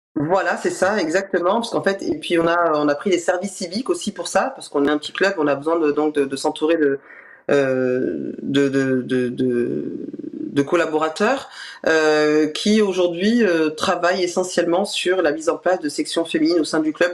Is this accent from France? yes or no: yes; Bordeaux, Nouvelle-Aquitaine, France; on est bordelais euh, depuis toujours, même si on a, on s'est déplacé un petit peu